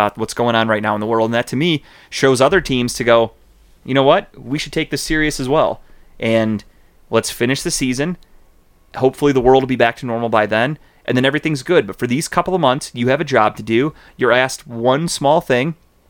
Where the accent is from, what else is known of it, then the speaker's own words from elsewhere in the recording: Cleveland, Ohio, United States; where are you from? And I go, Cleveland.